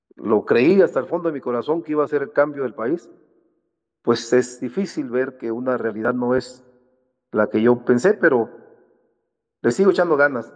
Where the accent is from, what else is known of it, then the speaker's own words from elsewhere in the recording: Salina Cruz, Oaxaca, Mexico; Yo soy de Salina Cruz, Oaxaca